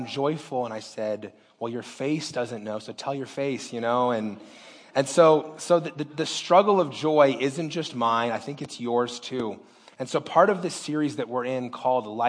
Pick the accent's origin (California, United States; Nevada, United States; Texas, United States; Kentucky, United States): Nevada, United States; Las Vegas; I was born and raised in Las Vegas